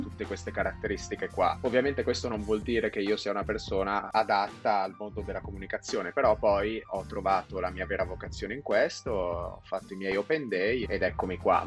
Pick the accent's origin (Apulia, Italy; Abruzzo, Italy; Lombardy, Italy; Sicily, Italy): Lombardy, Italy; Milan; io sono nato a Milano, sono milanese